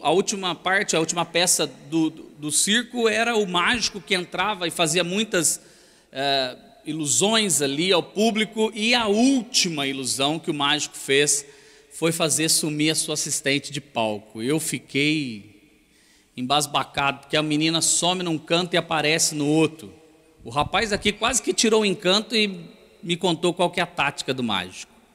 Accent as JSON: {"language": "Portuguese", "town": "Itajubá", "region": "Minas Gerais", "country": "Brazil", "moved": "as an adult", "lives_now": "São Paulo, Brazil", "said": "eu sou mineiro do sul de Minas, Itajubá. Então, eu sou um mineiro que já vive em São Paulo há uns 20 e poucos anos"}